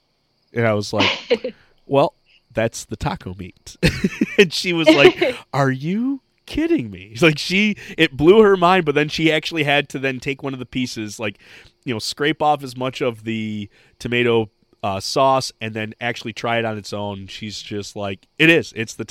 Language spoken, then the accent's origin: English; Michigan, United States; We're from Michigan. She's Dutch. I'm Scottish.